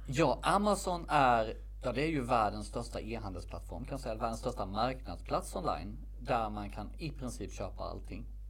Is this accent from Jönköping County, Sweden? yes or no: yes; Värnamo, Jönköping County, Sweden; moved away as an adult; also born or lived in Stockholm; now in Värnamo, Sweden; valde jag att flytta hem från Stockholm till min hemstad Värnamo